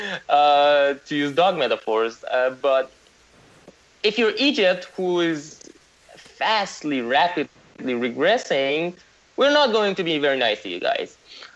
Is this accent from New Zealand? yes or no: no; Iran; moved away; I was born in Iran